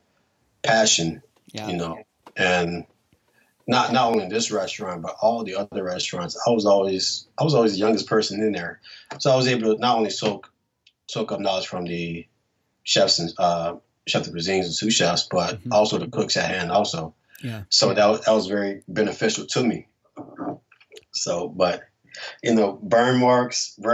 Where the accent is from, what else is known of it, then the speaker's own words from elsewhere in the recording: New Orleans, Louisiana, United States; I'm from New Orleans